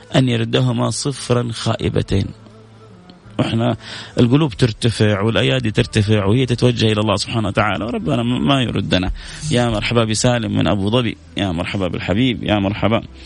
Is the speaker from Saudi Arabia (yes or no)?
yes; Jeddah, Makkah Province, Saudi Arabia; وانا من جده انا من جده